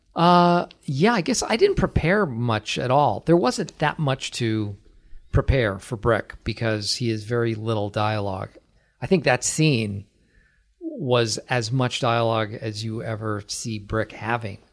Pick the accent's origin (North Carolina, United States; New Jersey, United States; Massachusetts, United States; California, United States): Massachusetts, United States; Acton; I am from Acton